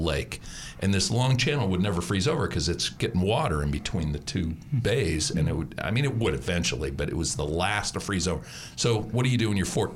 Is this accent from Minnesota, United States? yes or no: yes; Stearns County, Minnesota, United States; moved away; I grew up about 75 miles from Lake Wobegon, fictitious Lake Wobegon, Stearns County, Minnesota.